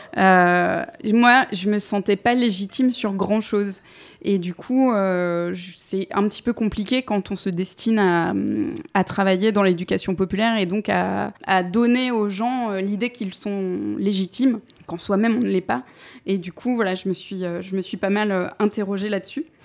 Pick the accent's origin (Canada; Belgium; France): France; Paris, Île-de-France; je suis née à Paris 11e. Euh, en 1985, de parents euh, et psychologues, des intellos euh, communistes aussi, mais de grands-parents ouvriers. En fait, c'est l'ascenseur social euh, qui a profité à mes parents effectivement dans les années 70. Mais j'ai grandi donc dans un quartier populaire